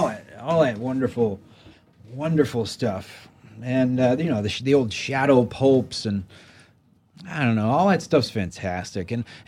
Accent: Maryland, United States; No, I mean, I grew up in Maryland, and the thing that really changed my life was, you know, I grew up in kind of the suburbs

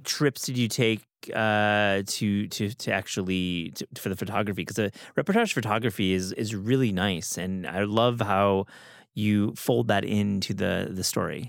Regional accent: West Michigan, United States; I grew up in West Michigan

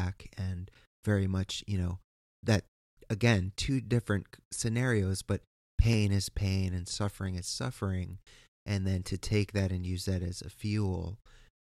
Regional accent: East Coast, United States; I am from the East Coast

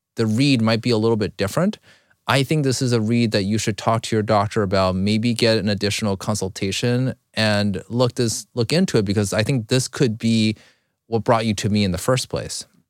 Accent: China; now in United States; I was born in China, I came over here

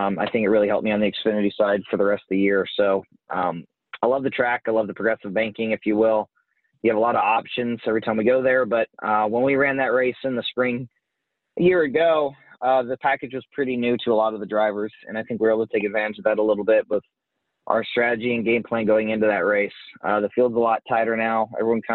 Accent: Midwest, United States; We both spent a lot of time growing up in the Midwest

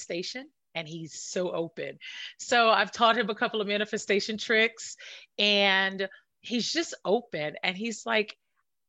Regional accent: New York City, New York, United States; also born or lived in Washington, D.C. / Maryland area; now in California, United States; I'm from Brooklyn

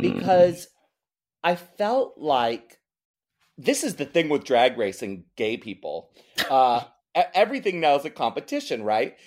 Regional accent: Maryland, United States; now in San Francisco, United States; I grew up in Maryland

